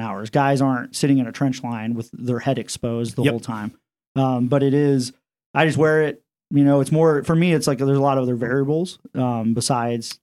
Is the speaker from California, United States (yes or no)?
no; Iowa, United States; moved away as an adult; I'm from Iowa